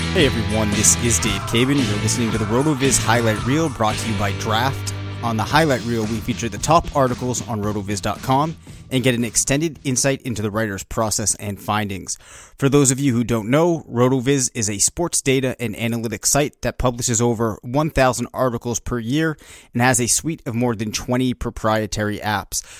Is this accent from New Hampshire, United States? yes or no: yes; Bedford, New Hampshire, United States; We're from Bedford, New Hampshire